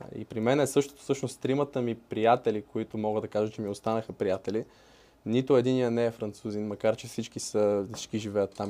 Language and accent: Bulgarian; Bulgaria; also born or lived in France; защото съм българин